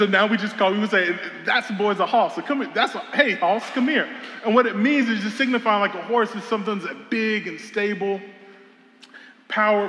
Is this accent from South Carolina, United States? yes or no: yes; South Carolina, United States; I'm from South Carolina